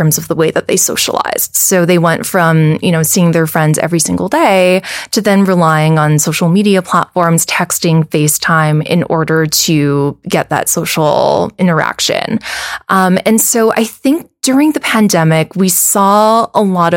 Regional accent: Wahiawa, Hawaii, United States; moved away as an adult; also born or lived in New York; I was born and raised on the North Shore in Wahiwa

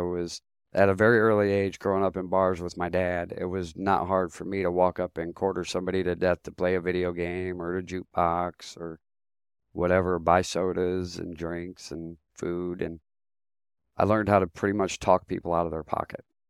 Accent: Ohio, United States; also born or lived in San Fernando, California; I was born in San Fernando, California. and my dad brought me from California on the back of a motorcycle to Ohio as an infant.

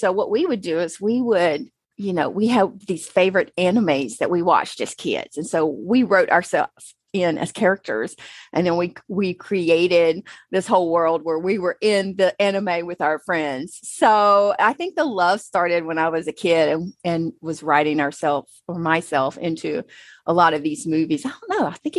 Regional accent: Newton, North Carolina, United States; moved away as an adult; now in San Diego, United States; I was born and raised in Newton, North Carolina, which is a kind of like at the base of the mountains, the Appalachia Mountains. So yeah, in between the city of Charlotte and, Asheville, actually.

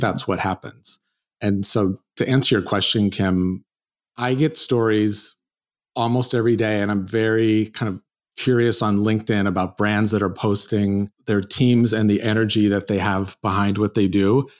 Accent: South Lake Tahoe, California, United States; I'm from California, and I, I'm actually grew up in South Lake Tahoe

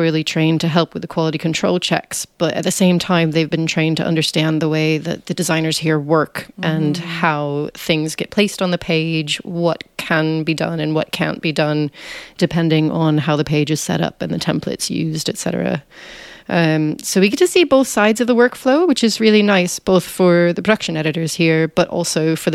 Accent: United States; moved away as an adult; now in United Kingdom; as you can probably tell from my voice, I'm American, but I've lived in the UK for over 10 years now

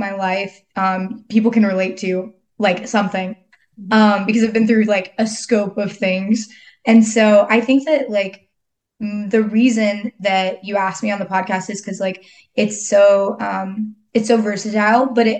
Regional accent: Texas, United States; But yeah, so I am from Texas. I've kind of lived all over, crazy story.

